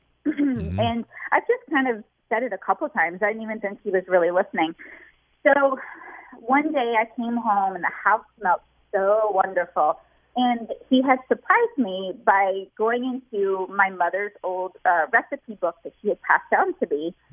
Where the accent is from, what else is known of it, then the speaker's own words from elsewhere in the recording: the South, United States; moved away; I am originally from the South